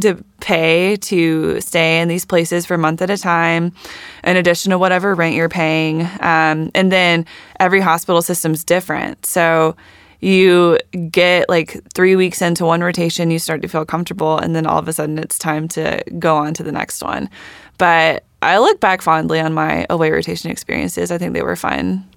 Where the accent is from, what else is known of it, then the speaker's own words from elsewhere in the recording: Warner Robins, Georgia, United States; also born or lived in Atlanta, Georgia; I grew up in Warner Robins, Georgia